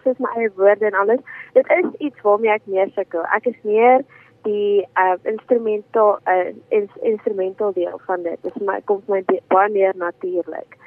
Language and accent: Afrikaans; George, Western Cape, South Africa; also born or lived in Stellenbosch; Ek is van George af